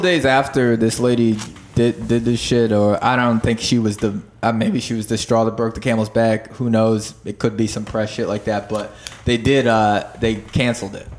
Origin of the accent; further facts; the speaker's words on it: near Stroudsburg, Pennsylvania, United States; now in Philadelphia, United States; Stroudsburg, like uh or not that's not my hometown, but like the, say, the oh, most populated place near fucking uh the town that I lived